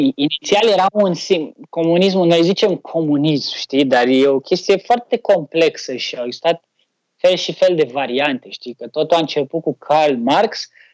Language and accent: Romanian; Romania; noi românii